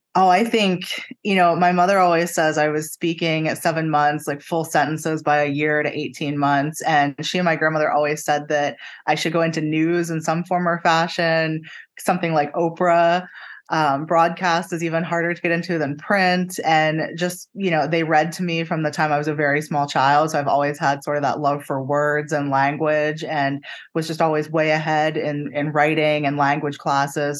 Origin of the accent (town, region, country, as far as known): Pennsylvania, United States; moved away as an adult; also born or lived in Jacksonville, Florida; now in Tampa, United States